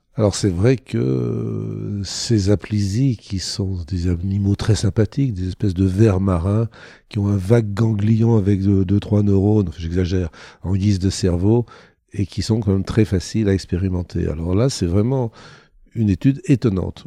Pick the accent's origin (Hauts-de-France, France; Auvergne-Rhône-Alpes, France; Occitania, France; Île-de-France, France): Auvergne-Rhône-Alpes, France; Thonon-les-Bains; je suis né à Tonon-les-Bains en Haute-Savoie et pas en Haïti